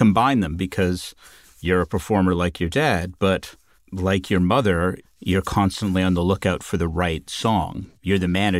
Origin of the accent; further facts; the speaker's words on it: Southern Ontario, Canada; I grew up in Southern Ontario